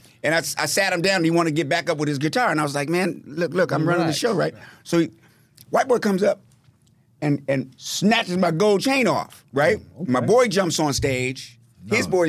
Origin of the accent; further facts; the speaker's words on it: Washington, District of Columbia, United States; So I'm from Washington, D.C., the blackest city you ever seen in your life